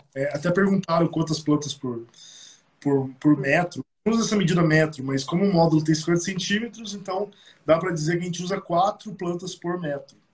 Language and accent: Portuguese; Curitiba, Paraná, Brazil; E nós quatro somos de Curitiba.